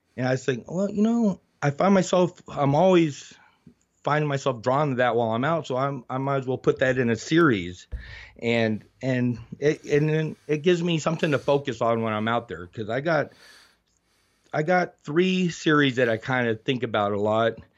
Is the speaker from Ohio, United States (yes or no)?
no; Oracle, Arizona, United States; also born or lived in Tucson, Arizona / Nevada; I grew up out here in a rural area